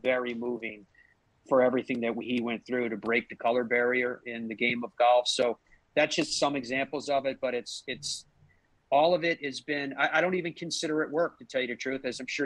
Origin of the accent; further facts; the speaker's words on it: Ireland; moved away; I'm Irish.